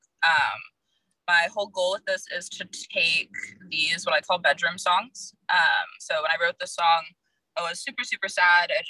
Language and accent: English; Virginia, United States; now in Los Angeles, United States; I'm in Los Angeles right now. I'm from Virginia originally